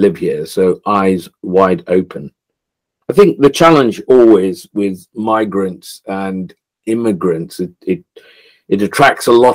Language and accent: English; Kenya; moved away as an adult; now in England, United Kingdom; I was born and brought up in Kenya, and lived in Kenya pre-independence and post-independence